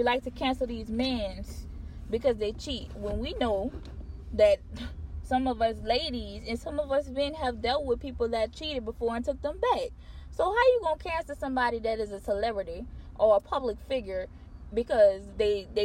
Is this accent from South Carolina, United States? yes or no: no; Louisiana, United States; We're from Louisiana